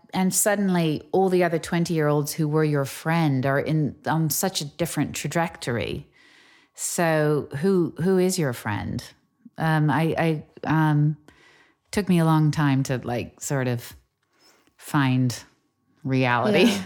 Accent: United States; moved away as an adult; now in England, United Kingdom; I'm American.

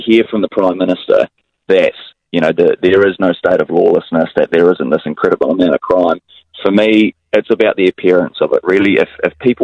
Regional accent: Hawke's Bay, New Zealand; I'm from Hawke's Bay

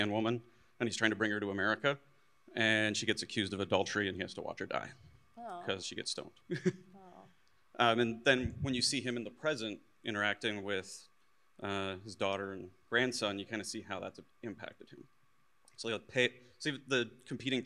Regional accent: Canada; when I was in high school, I'm Canadian, I was in the Air Cadets

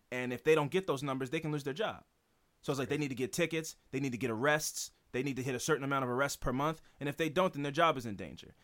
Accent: United States; I'm an American

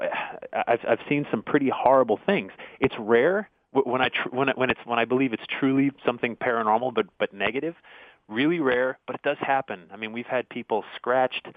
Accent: Connecticut, United States; also born or lived in Long Island; I grew up in Connecticut

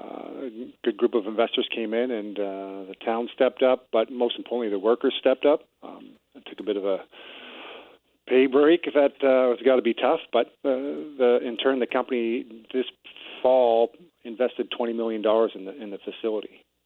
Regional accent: Ontario, Canada; now in The Pas, Canada; I'm from Ontario

